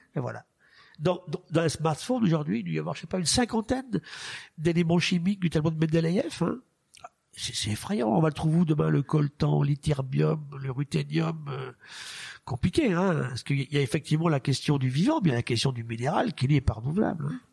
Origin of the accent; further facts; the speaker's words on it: France; chez nous en France